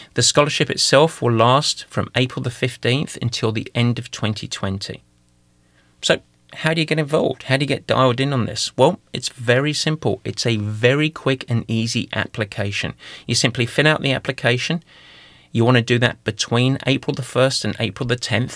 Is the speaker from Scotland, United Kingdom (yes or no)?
no; London, United Kingdom; accent: East London (Cockney); moved away; I'm gonna go to my native tongue. I'm gonna go back to a little bit of East London for this